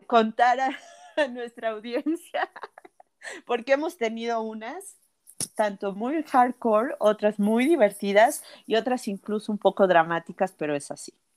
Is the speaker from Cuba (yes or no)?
no; Mexico; Porque vivimos en México, somos mexicanos, nuestras circunstancias son de aquí